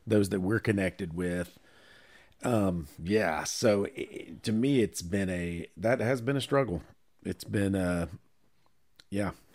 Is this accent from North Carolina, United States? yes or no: yes; Charlotte, North Carolina, United States; I was born in Presbyterian Hospital on Seventh Street in downtown Charlotte